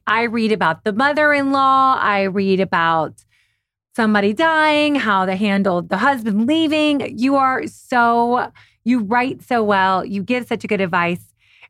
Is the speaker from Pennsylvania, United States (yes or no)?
no; Kentucky, United States; also born or lived in New York / Europe; I'm originally from Kentucky. I lived in New York, Europe for 7 years, back to New York, back to LA.